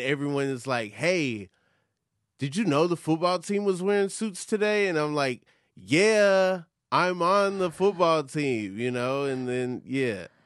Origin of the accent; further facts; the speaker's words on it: Atlanta, Georgia, United States; moved away; growing up in Atlanta